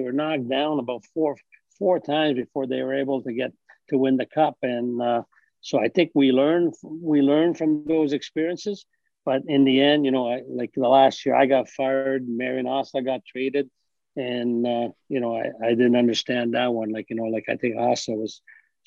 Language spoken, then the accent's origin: English; Ottawa, Ontario, Canada; it's my hometown